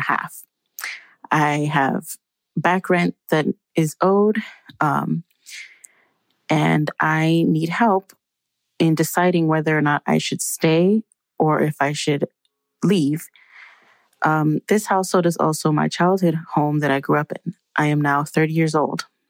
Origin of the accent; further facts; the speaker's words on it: San Francisco, California, United States; I was born and raised in San Francisco